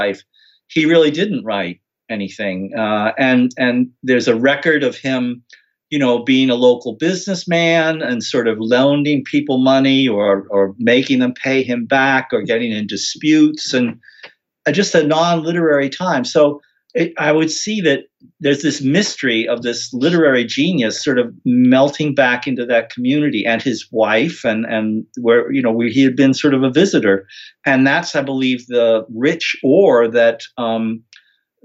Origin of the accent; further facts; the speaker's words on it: London, United Kingdom; also born or lived in United States; I was a child growing up in a house in the middle of London